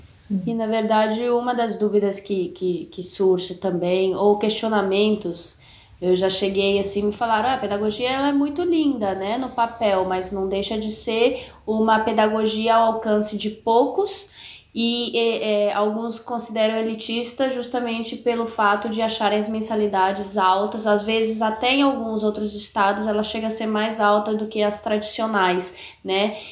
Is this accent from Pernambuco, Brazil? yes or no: no; Brasília, Federal District, Brazil; moved away; aquilo que eu vivi na minha infância em Brasília